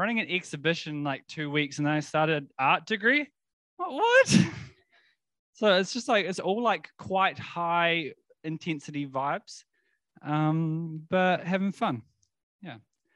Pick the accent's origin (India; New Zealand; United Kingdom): New Zealand; South Island; now in Wellington, New Zealand; grew up in the South Island